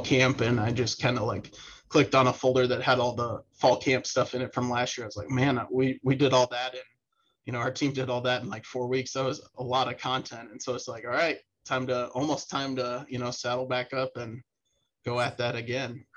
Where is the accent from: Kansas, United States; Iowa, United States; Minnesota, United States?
Iowa, United States; West Des Moines; also born or lived in Maryland; We're both from West Des Moines